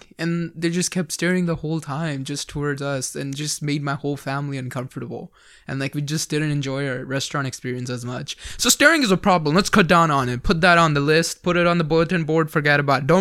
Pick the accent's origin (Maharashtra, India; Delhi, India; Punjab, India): Punjab, India; Amritsar; moved away; I grew up in Amritsar